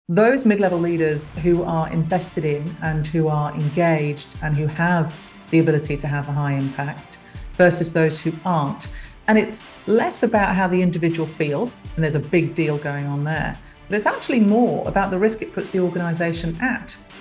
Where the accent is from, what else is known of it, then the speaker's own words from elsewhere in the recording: London, United Kingdom; also born or lived in Africa / Middle East / Europe; now in Australia; I'm a Londoner by birth. Uh, come from a very big West London family. And uh, came to Australia via Africa and the Middle East and Europe